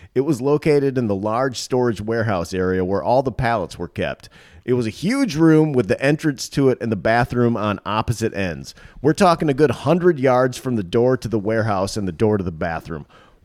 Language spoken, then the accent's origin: English; Pennsylvania, United States; I grew up in Pennsylvania and worked at a grocery store for 4 years during high school.